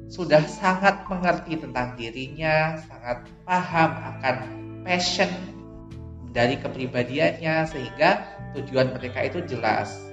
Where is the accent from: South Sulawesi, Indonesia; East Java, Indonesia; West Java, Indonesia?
East Java, Indonesia; Banyuwangi; now in Yogyakarta, Indonesia; Kalau asli aku sendiri itu berasal dari Banyuwangi. Ada tahu Banyuwangi nggak?